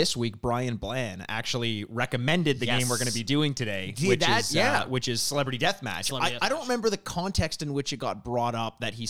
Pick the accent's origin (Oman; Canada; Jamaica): Canada; We're from Canada